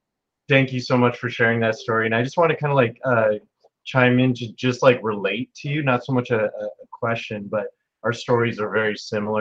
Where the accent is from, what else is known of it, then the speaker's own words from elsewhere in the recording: California, United States; now in New Jersey, United States; I came from California, and that's where a lot of my Mexican family is. And it's where all my family is. And I moved here to New Jersey.